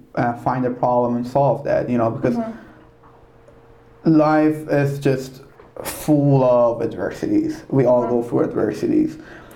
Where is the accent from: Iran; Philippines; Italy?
Iran